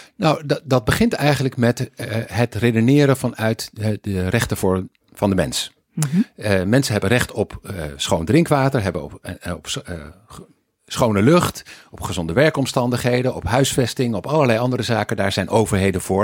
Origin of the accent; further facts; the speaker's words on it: Weert, Limburg, Netherlands; moved away; also born or lived in Eindhoven / Wageningen / United States / Sweden; Ik eh, ben eh, geboren in Weert, ooit, als een teller van een familie die bij Philips werkte in Eindhoven. Dus ik ben import eigenlijk